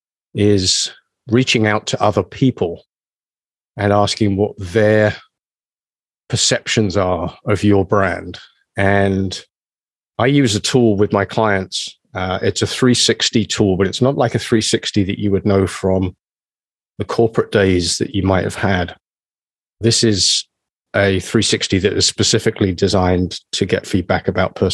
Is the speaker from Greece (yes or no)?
no; England, United Kingdom; moved away as an adult; now in Canada; I consider Canada as much home as my home country, England.